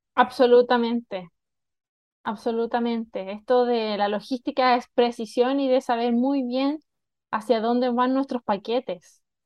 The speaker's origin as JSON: {"language": "Spanish", "country": "China", "tie": "born or raised there", "also_born_or_lived": "Chile", "moved": "yes", "lives_now": "Mexico", "said": "yo nací en Chile, eh, como muchos también de la audiencia conocen, yo viví toda mi juventud en China"}